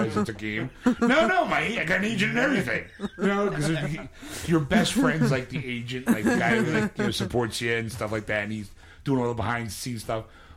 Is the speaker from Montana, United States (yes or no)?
no; Philadelphia, Pennsylvania, United States; I'm from Philadelphia